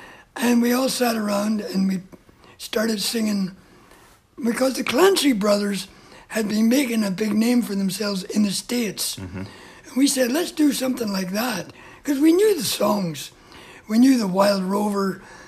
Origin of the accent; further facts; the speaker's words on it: Ballymena, Northern Ireland, United Kingdom; moved away; Born in the County Antrim in the north of Ireland, in the same town as the famous Liam Neeson.